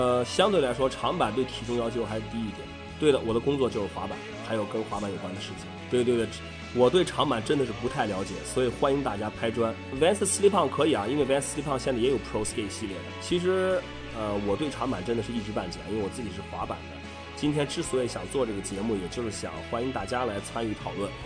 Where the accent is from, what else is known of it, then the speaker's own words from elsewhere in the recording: Qingdao, Shandong, China; 其实我们还真是一个地方的人，对。我和管木都是青岛的